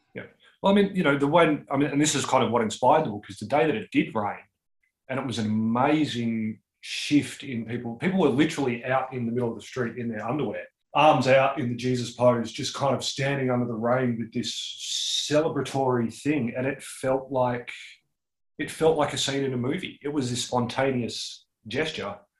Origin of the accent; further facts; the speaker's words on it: Newstead, Victoria, Australia; also born or lived in Melbourne; It's my it's actually my hometown. So I grew up there